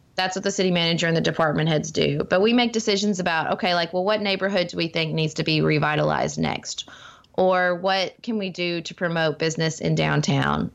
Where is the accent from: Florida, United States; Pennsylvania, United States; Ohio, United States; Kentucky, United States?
Kentucky, United States; Paducah; my hometown of Paducah where I'm raising my family